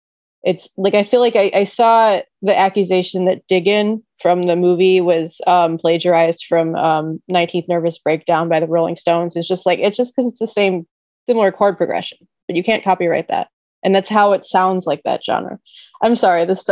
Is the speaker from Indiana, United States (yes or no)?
no; Detroit, Michigan, United States; as a Detroit native